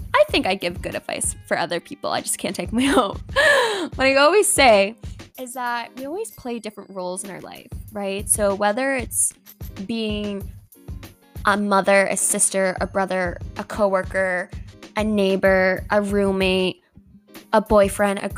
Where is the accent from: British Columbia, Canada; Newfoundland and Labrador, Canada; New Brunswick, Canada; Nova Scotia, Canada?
Nova Scotia, Canada; Halifax; moved away as an adult; now in Toronto, Canada; I moved here in May from Halifax.